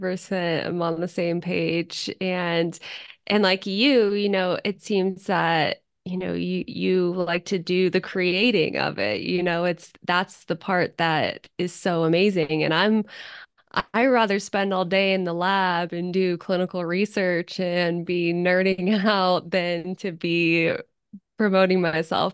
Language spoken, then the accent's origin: English; Zephyr Cove, Nevada, United States; now in Reno, United States; right now, I live in Reno, but I was born and raised in Tahoe in Zephyr Cove